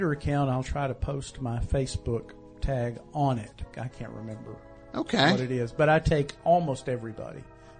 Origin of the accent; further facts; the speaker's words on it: Knoxville, Tennessee, United States; I am from Knoxville